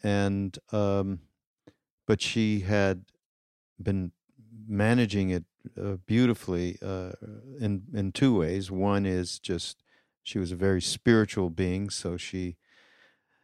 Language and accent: English; Montreal, Quebec, Canada; moved away; my hometown, actually, of Montreal